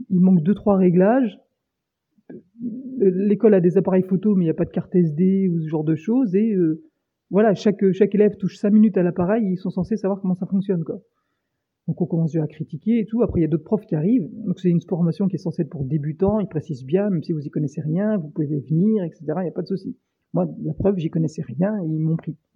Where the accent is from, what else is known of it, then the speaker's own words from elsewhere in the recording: France; Et donc bah voilà, on est français, on est râleur, la moyenne d'âge c'est 20 ans.